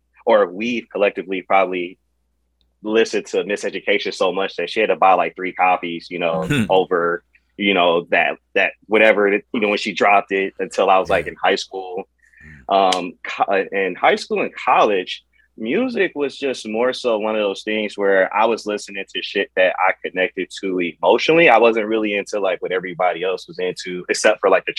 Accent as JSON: {"language": "English", "town": "Cleveland", "region": "Ohio", "country": "United States", "tie": "born or raised there", "said": "I'm from Cleveland, Ohio, you know, the capital of Ohio."}